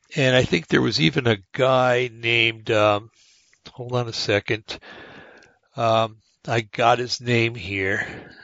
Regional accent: United States; being an American

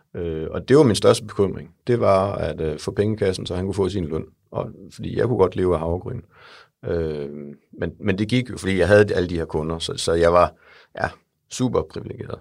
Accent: Jutland, Denmark; Jeg er en jyde, der er i København i dag

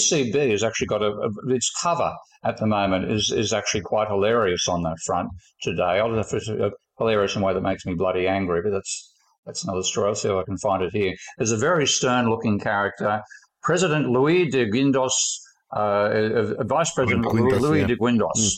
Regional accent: Australia; my home country, Australia

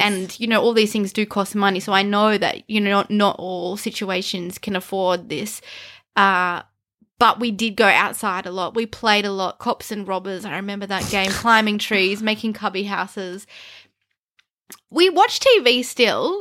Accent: Canberra, Australian Capital Territory, Australia; we grew up in Canberra and it's called the bush capital for a reason

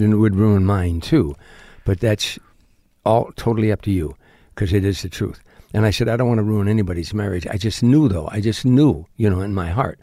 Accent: Harvey, Illinois, United States; moved away; South side of Chicago, a suburb called Harvey, Illinois.

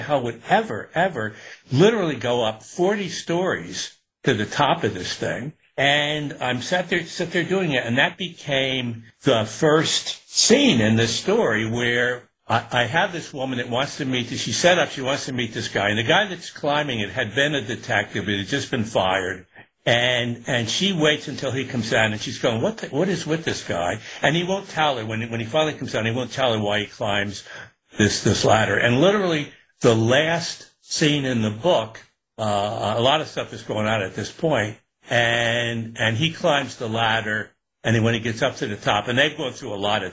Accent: Newburgh, New York, United States; growing up in Newburgh in upstate

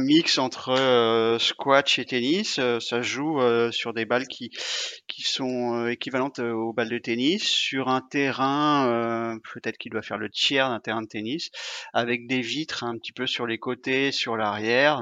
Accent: Rennes, Brittany, France; je suis rennais

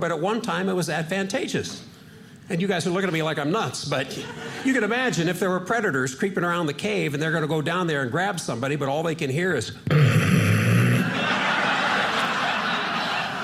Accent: Seattle, Washington, United States; I'm from Seattle.

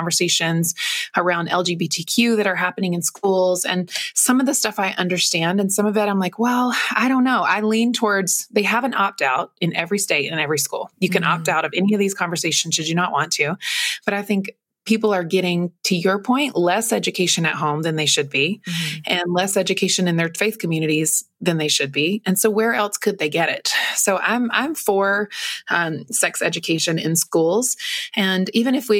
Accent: North Carolina, United States; moved away as an adult; also born or lived in Los Angeles, California; growing up in North Carolina

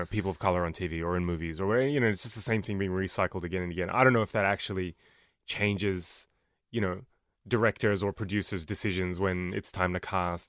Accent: Australia; me being Australian is weird to them.

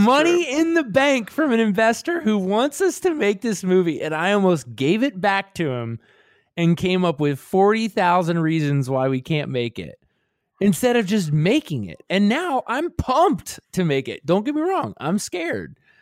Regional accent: Baltimore, Maryland, United States; me growing up in Sandtown, which is a neighborhood in West Baltimore

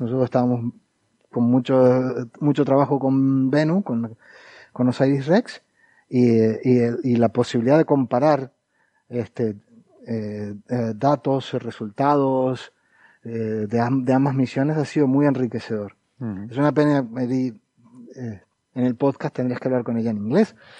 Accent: Argentina; hemos estado contaminados por la televisión porteña durante mucho tiempo y hemos adoptado formas y, acentos

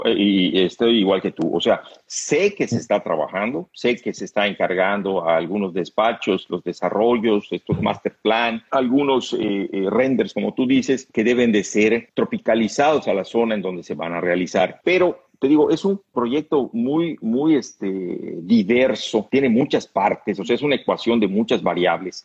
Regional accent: Mexico; como mexicano

